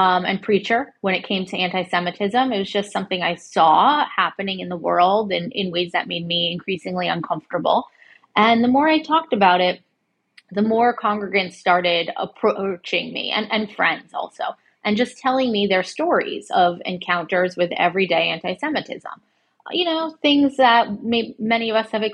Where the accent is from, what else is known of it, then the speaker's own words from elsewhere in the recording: Connecticut, United States; now in New York City, United States; I grew up in Connecticut as a suburban kid.